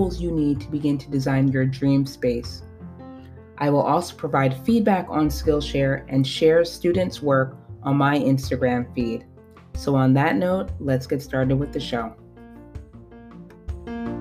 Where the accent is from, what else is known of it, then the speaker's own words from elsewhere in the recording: the North, United States; also born or lived in Washington, District of Columbia, United States; I have lived my entire life above the Mason-Dixon line